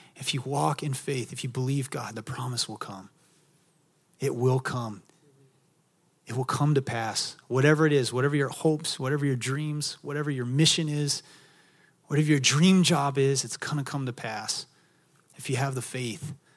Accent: Texas, United States; also born or lived in Maui, Hawaii; now in San Diego, United States; I'm from Texas

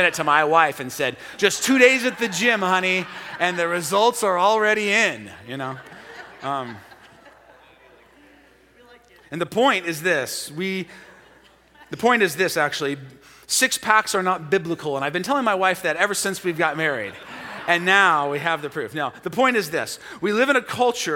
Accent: Portland, United States; American Portlanders

